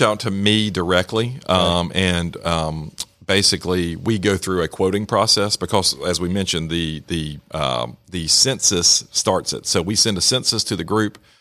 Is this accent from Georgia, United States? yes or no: yes; Rome, Georgia, United States; my background, I grew up here in Rome, uh, went to Darlington, graduated from Darlington in nineteen ninety